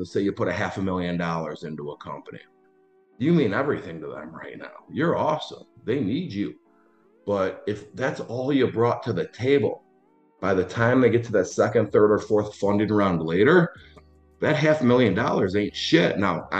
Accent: Schaumburg, Illinois, United States; also born or lived in Los Angeles; I grew up in Schaumburg, Illinois, very middle class

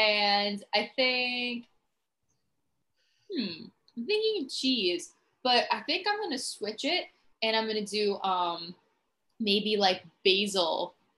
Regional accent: New York City, New York, United States; I'm from New York City

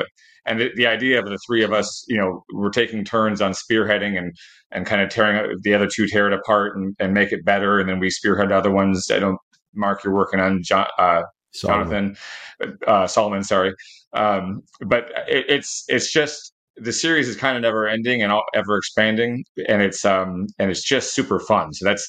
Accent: Canada; But, I'm Canadian, so.

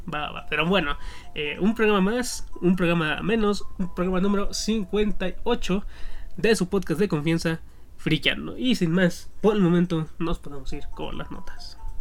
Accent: northern Mexico, Mexico; yo, yo crecí en el norte, cabe aclarar, no soy de Monterrey

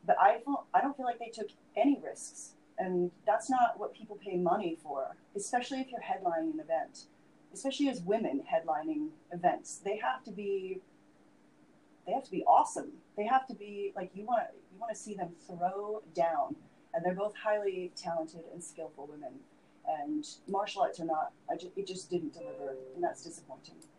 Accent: Vancouver, British Columbia, Canada; my hometown of Vancouver

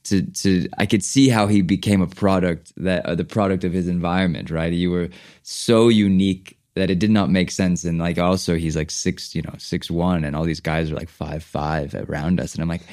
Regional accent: Los Angeles, California, United States; the world I grew up in Los Angeles.

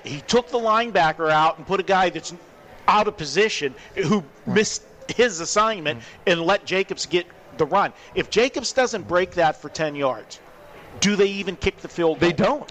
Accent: Pittsburgh, Pennsylvania, United States; now in Las Vegas, United States; I'm from Pittsburgh

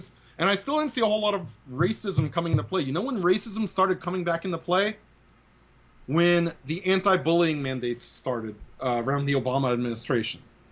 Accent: New York City, New York, United States; I grew up in the Bronx, and it was very diverse

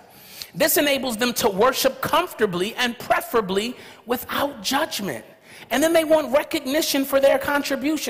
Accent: Los Angeles, California, United States; growing up in South Central Los Angeles, California, where all around me, you could have basically seen my neighborhood as a cemetery

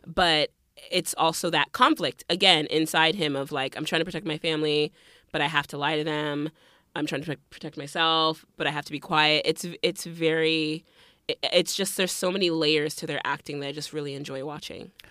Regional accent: Miami, Florida, United States; moved away; also born or lived in North Carolina / Liberia (family); I grew up in Miami and then we moved to North Carolina and then I went back to school in Miami.

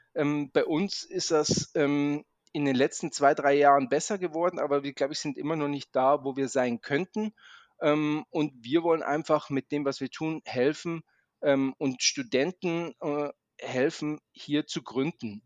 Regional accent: Munich, Bavaria, Germany; also born or lived in Maastricht / Zurich; now in Munich, Germany; ich komme ursprünglich aus München

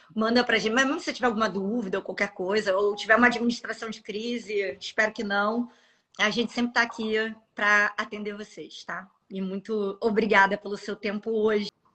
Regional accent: Rio de Janeiro, Brazil; eu sou carioca

